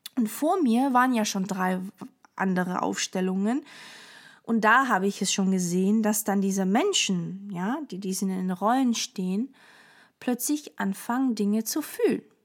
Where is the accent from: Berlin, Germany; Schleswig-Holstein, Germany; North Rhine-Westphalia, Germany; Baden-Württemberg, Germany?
Baden-Württemberg, Germany; Stuttgart; also born or lived in Portugal; wir kommen ursprünglich aus Portugal. Ich habe eine Schwester, sie ist älter als ich und ähm, genau. Und ich bin vier gewesen, als wir nach äh, Stuttgart sozusagen sind